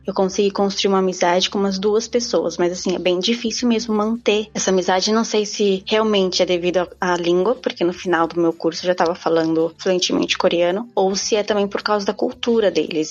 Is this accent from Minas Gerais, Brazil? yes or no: no; São Paulo, Brazil; moved away as an adult; now in South Korea; Eu sou de São Paulo